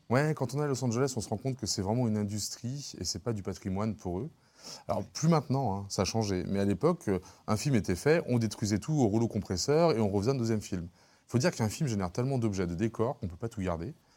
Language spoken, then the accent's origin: French; Lyon, Auvergne-Rhône-Alpes, France; j'ai grandi à la Croix-Rousse